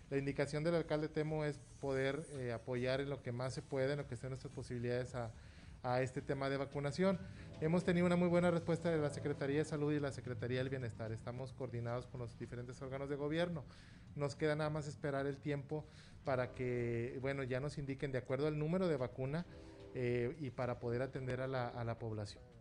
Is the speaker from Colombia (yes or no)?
no; Mexico; Este, tenemos eh, ese derecho como mexicanos a ser vacunados.